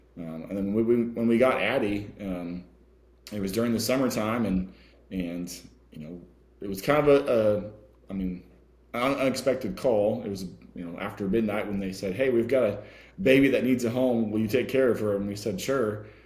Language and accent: English; California, United States; now in Texas, United States; I'm from California